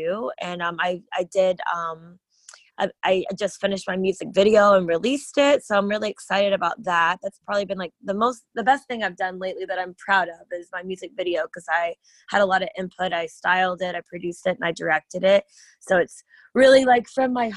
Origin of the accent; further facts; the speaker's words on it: Tennessee, United States; moved away as an adult; now in Los Angeles, United States; I'm originally from Tennessee.